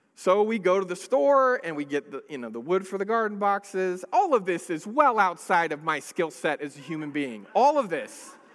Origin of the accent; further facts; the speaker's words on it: Northern California, United States; I grew up in a city in, in California. I, I grew up in Northern California